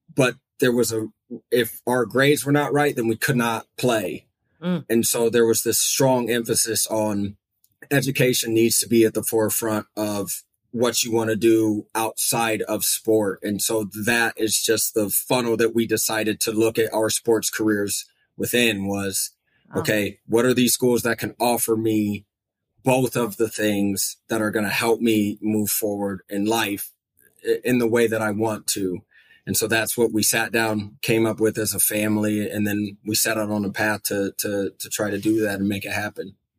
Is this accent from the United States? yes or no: yes; Fort Wayne, Indiana, United States; also born or lived in New Jersey; now in Austria; I was born in New Jersey. My parents moved around for a little bit, and then we settled on Fort Wayne. And I think I maybe was about three years old or so by the yeah. time we got there. And so I was raised up there